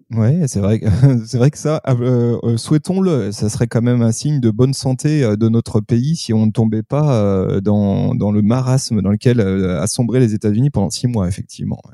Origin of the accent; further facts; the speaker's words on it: France; chez nous en France